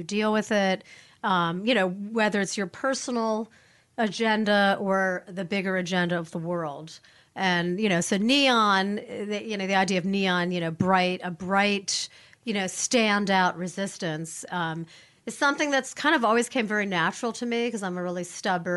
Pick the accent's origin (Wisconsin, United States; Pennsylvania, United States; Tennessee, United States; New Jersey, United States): New Jersey, United States; Newark; I grew up in Newark, New Jersey when I was mm-hmm. a kid